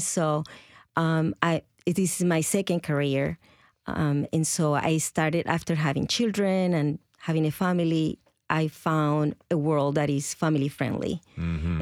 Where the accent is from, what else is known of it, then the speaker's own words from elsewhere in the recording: Colombia; first language Spanish; English is a second language; moved away as an adult; now in Nashville, United States; I come from Colombia originally, and I've been in the States for about 33 years